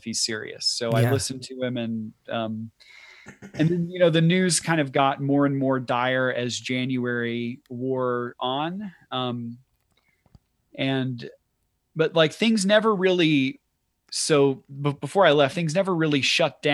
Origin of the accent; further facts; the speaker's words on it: Rome, United States; moved away as an adult; also born or lived in Beijing; my hometown for 2 weeks, in Rome